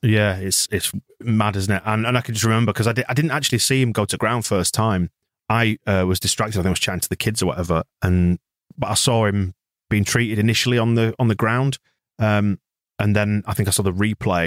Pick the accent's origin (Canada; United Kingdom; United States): United Kingdom; Bradford, Yorkshire and the Humber; I was in Bradford. I'm from Bradford